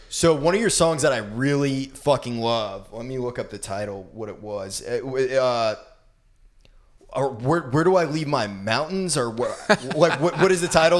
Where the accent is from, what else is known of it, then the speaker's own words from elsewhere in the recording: Brunswick, Maine, United States; moved away; in Brunswick, my hometown